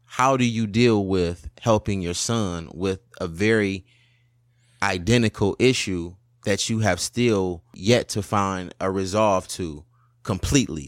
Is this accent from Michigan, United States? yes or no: yes; Highland Park, Michigan, United States; We came from Highland Park, which was way worse than Detroit.